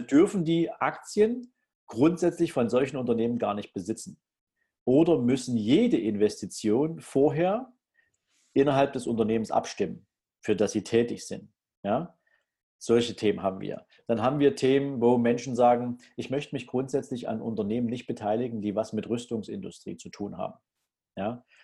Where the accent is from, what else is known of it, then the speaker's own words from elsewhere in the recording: Germany; bei uns in Deutschland